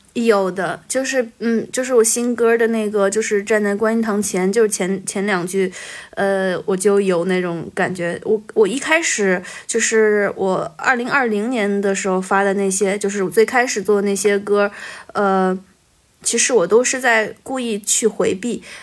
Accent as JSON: {"language": "Chinese", "region": "Beijing", "country": "China", "tie": "born or raised there", "also_born_or_lived": "a mountain village (unspecified)", "moved": "yes", "lives_now": "Changsha, China", "said": "我转学到北京了"}